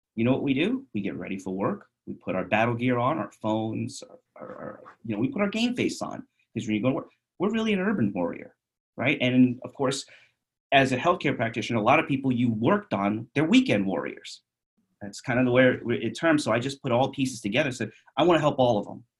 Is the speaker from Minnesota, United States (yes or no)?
no; New York City, New York, United States; moved away as an adult; also born or lived in Bronx, New York; now in Phoenix, United States; I'm from I'm from Queens. I'm from New York City.